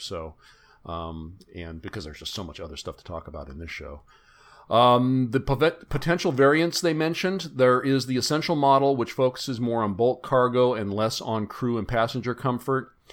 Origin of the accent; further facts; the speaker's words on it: Bay Area, California, United States; I grew up in the Bay Area.